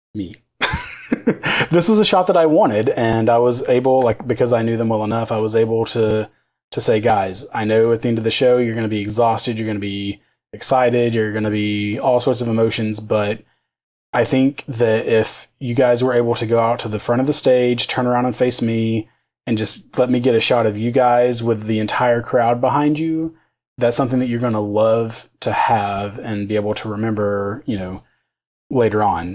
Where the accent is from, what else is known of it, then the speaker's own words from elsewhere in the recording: outside of Knoxville, Tennessee, United States; now in Nashville, United States; I grew up outside of Knoxville, so uh, on kind of on the other side of the state